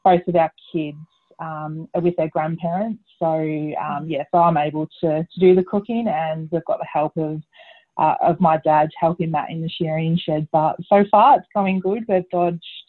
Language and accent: English; the Wimmera, Victoria, Australia; now in South Australia, Australia; I grew up in the Wimmera in Victoria.